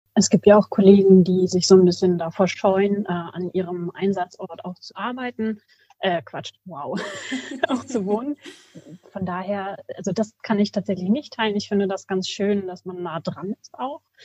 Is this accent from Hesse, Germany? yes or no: no; Bad Nenndorf / Rodenberg, Lower Saxony, Germany; ich bin hier auch aufgewachsen in Bad Neufrodenberg.